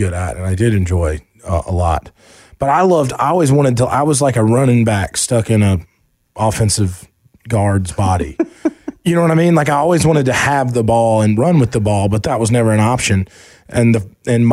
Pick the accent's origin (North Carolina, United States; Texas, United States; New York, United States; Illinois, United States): North Carolina, United States; Asheville; also born or lived in Charlotte, North Carolina; when we moved from Charlotte to Asheville